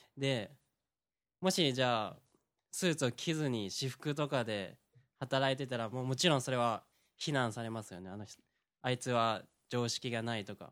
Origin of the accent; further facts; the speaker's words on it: Aichi, Japan; 僕出身はまあ、愛知県なんですけど